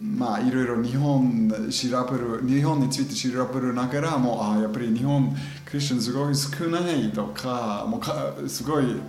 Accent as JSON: {"language": "Japanese", "area": "German-speaking Switzerland, near Interlaken", "region": "Bern", "country": "Switzerland", "tie": "born or raised there", "also_born_or_lived": "New Zealand", "second_language": "Japanese", "moved": "as an adult", "lives_now": "Japan", "said": "僕ずっと子供時からそのドイツ語を話してる地域に住んでたであそこで、まあ、山もいっぱい山インテラックの近くにね"}